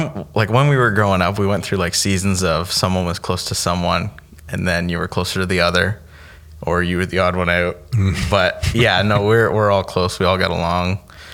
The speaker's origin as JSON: {"language": "English", "town": "Pontypool", "region": "Ontario", "country": "Canada", "tie": "born or raised there", "also_born_or_lived": "Oshawa, Ontario"}